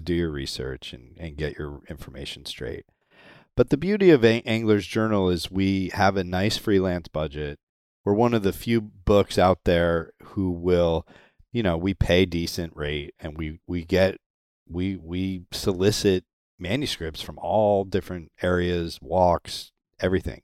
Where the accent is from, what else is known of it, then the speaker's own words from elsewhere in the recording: Connecticut, United States; moved away as an adult; now in Florida, United States; I grew up in Connecticut.